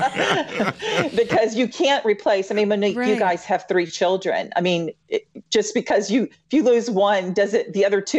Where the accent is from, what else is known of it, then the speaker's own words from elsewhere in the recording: Louisiana, United States; moved away as an adult; also born or lived in Memphis; I'm originally from Louisiana